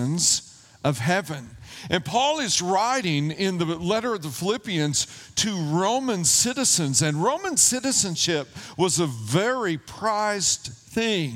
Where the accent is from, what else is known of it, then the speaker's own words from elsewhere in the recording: United States; I am an American. I love this country.